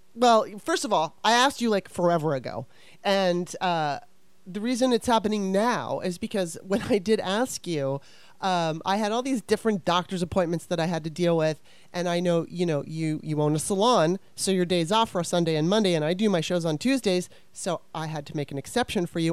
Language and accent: English; Los Angeles, California, United States; now in Maryland, United States; I'm originally from Maryland, which is where I live now. But when I was uh, nine years old, my mom moved us out to California, to Los Angeles